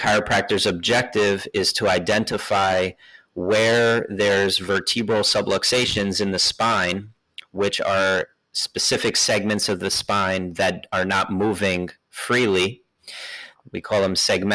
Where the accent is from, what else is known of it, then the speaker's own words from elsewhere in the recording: New York, United States; moved away as an adult; also born or lived in Philadelphia / Bay Area; now in Oakland, United States; I'm from New York, moved out to the Bay Area for chiropractic school